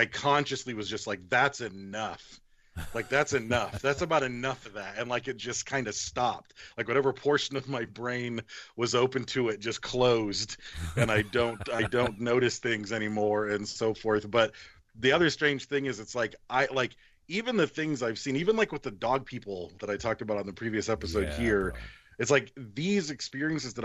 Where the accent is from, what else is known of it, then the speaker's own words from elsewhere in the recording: Battle Creek, Michigan, United States; also born or lived in Detroit, Michigan; now in Bakersfield, United States; I was born in Detroit. We moved out here to Bakersfield, where I live right now in California. And then my mom got a job in Battle Creek, Michigan, where I spent my childhood all the way through high school.